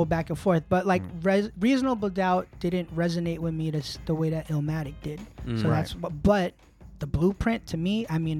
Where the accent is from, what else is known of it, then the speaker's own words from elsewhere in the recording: New York City, New York, United States; I'm from Queens, and I was a Smith & Wesson head.